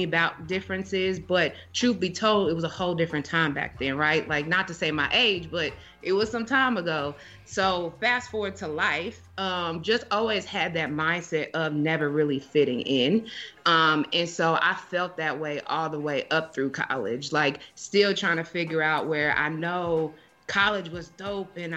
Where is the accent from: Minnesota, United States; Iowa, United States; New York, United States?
Iowa, United States; moved away; also born or lived in Nebraska; back when I lived in Nebraska. So I'm from Iowa